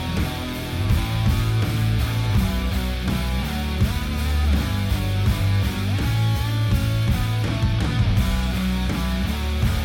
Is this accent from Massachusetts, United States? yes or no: yes; Boston, Massachusetts, United States; Boston band, my hometown